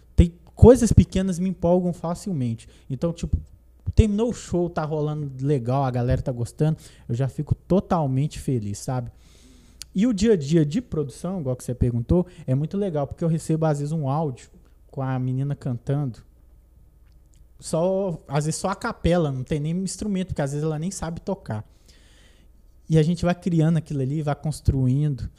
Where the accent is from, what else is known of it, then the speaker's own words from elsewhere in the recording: Brazil; Eu sou de Perifa, zona, zona norte, Tupizão